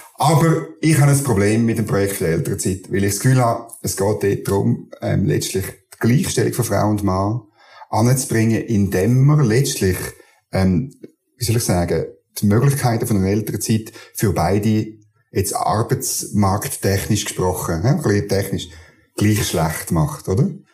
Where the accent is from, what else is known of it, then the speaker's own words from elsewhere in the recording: Schwyz, Switzerland; also born or lived in Canton of Bern; now in Bern, Switzerland; ich komme ursprünglich aus dem Kanton